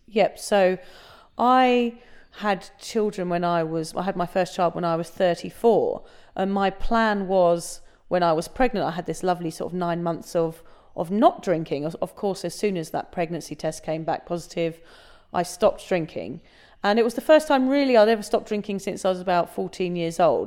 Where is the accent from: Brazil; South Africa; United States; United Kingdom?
United Kingdom; England; now in Australia; I'm, I'm originally from England, as you can tell, but we're obviously recording this in Australia